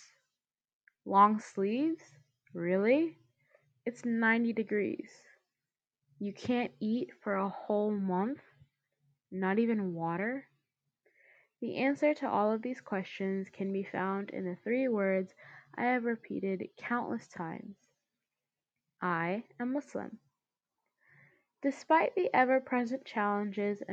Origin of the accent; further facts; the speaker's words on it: United States; As an Indian American